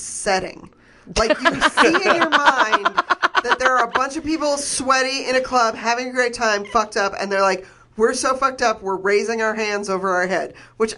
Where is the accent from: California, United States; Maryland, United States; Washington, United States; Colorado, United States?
Colorado, United States; I grew up in Colorado